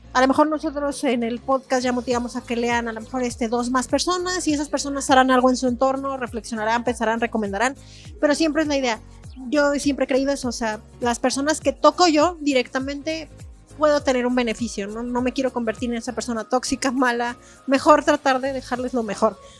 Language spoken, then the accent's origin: Spanish; San Luis Potosí, Mexico; las personas que somos de San Luis Potosí